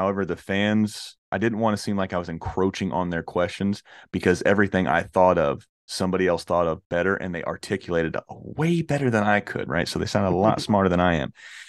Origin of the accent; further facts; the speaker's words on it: the South, United States; So I'm from the South, man. So Granny instilled in me real young, man, you got to have really good fried chicken and you've got to have really good mac and cheese.